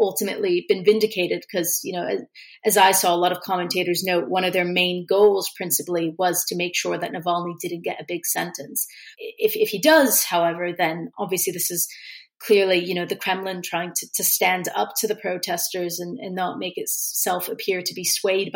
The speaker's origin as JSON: {"language": "English", "country": "United States", "said": "As an American"}